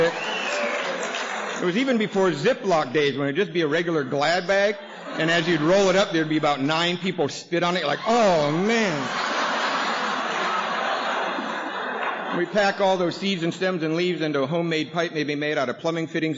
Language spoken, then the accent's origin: English; Seattle, Washington, United States; we lived in Seattle. Actually, I grew up in Ballard